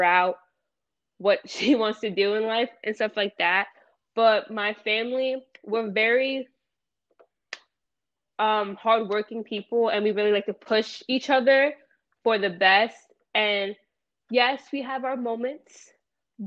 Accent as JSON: {"language": "English", "town": "Lakewood", "region": "New Jersey", "country": "United States", "tie": "born or raised there", "said": "I was born in Kimball, New Jersey"}